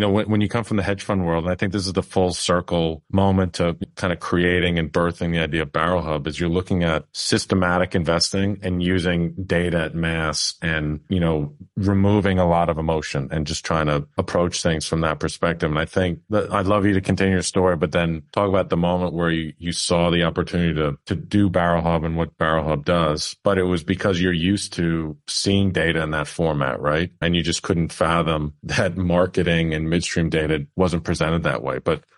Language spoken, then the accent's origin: English; New York, United States; Now, I'm from New York originally.